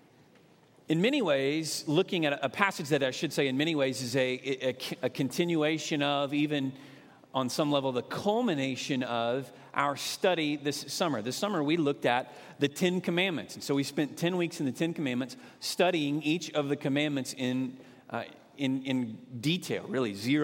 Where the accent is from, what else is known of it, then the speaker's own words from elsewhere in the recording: Moore, Oklahoma, United States; I grew up in Moore, grew up at the First Baptist Church in Moore